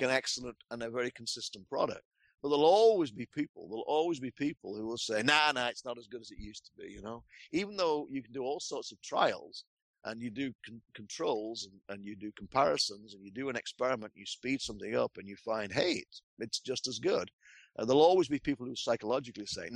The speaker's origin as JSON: {"language": "English", "region": "England", "country": "United Kingdom", "tie": "born or raised there", "moved": "yes", "said": "I am English by birth. So I am a Pom"}